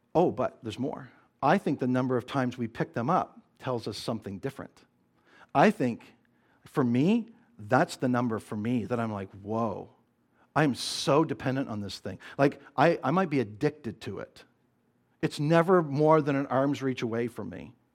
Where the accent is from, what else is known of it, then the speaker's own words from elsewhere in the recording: Nova Scotia, Canada; the little community that I grew up in in Nova Scotia